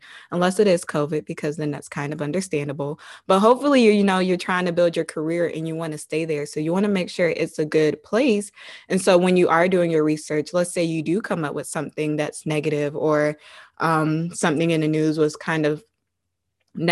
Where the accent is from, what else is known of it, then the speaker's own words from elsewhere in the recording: Savannah, Georgia, United States; moved away; also born or lived in Virginia; I was born and raised in Savannah, Georgia